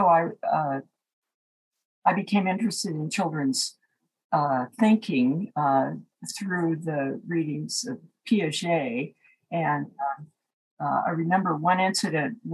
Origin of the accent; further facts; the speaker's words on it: Seattle, Washington, United States; moved away as an adult; also born or lived in San Francisco; I grew up in Seattle, Washington, and attended the University of Washington as an undergraduate